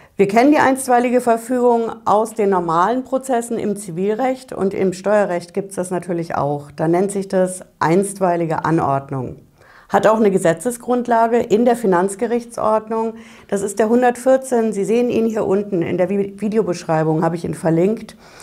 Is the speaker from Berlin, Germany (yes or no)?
no; Hesse, Germany; bei uns in Hessen hier